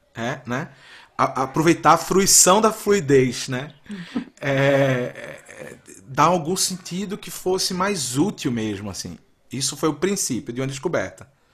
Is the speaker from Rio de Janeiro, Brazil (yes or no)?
no; Recife, Pernambuco, Brazil; moved away as an adult; also born or lived in São Paulo / Minas Gerais; eu nasci numa cidade que é uma cidade de praia